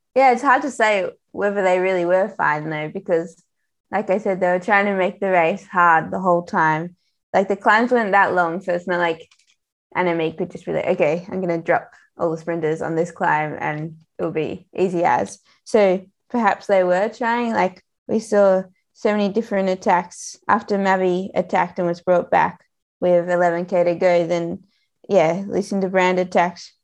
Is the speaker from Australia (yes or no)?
yes; Australia; I'm Australian